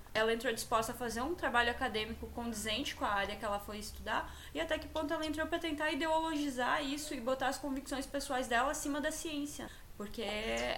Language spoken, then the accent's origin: Portuguese; Santa Catarina, Brazil; sou aqui de Santa Catarina